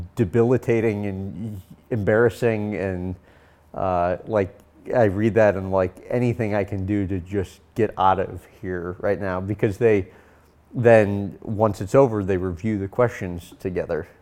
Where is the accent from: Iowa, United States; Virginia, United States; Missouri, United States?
Missouri, United States; St. Louis; I was born and raised in Saint Louis